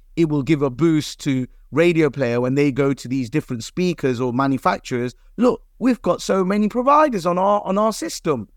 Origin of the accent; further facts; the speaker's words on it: Leicester, East Midlands, United Kingdom; Leicester element, because it's my hometown